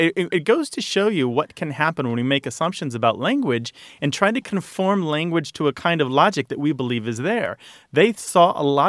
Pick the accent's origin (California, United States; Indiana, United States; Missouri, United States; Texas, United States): Missouri, United States; where I was raised in Missouri.